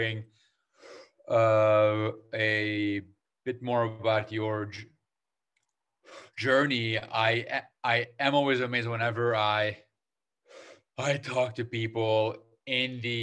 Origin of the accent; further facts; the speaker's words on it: Lebanon; now in Toronto, Canada; I was born in in Lebanon